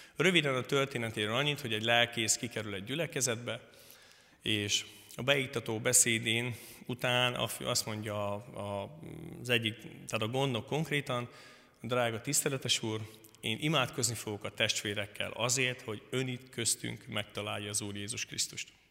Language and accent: Hungarian; Szentkirály, Hungary; Királyról jöttem. A Szentkirályi közösségben konfirmáltam, születtem